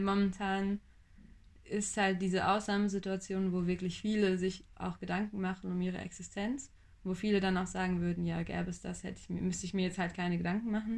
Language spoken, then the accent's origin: German; Buxtehude, Lower Saxony, Germany; bei uns in Buxtehude